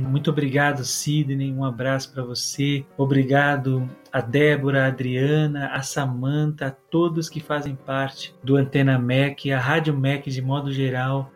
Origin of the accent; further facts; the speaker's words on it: Brazil; Eu nasci em São Paulo em 23 de setembro de 1990